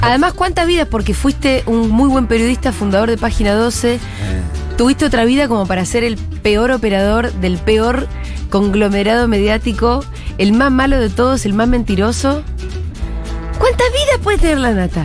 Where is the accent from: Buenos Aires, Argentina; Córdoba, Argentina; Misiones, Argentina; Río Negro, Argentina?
Río Negro, Argentina; Bariloche; yo soy de Bariloche